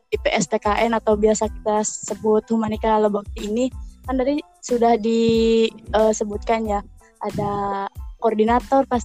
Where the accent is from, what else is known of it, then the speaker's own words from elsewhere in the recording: Kuningan, West Java, Indonesia; Saya berasal dari Kuningan, tapi bukan Kuningan Jakarta.